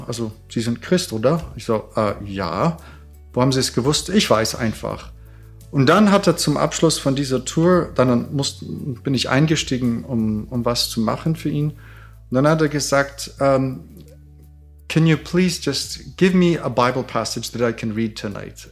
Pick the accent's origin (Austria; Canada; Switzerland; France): Canada; now in Germany; Ich bin Kanadier